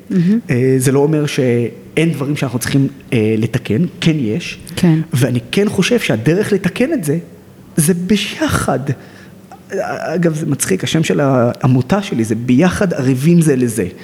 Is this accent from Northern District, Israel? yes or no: yes; Nazareth, Northern District, Israel; also born or lived in Haifa; אני נולדתי בעיר חיפה, שזו העיר המעורבת הכי גדולה בארץ, וגדלתי בעיר נצרת, שזו העיר הערבית הכי גדולה בארץ